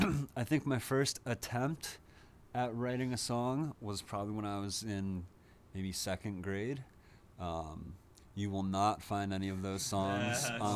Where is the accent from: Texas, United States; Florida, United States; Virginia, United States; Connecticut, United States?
Connecticut, United States; Branford; moved away; I grew up in Connecticut.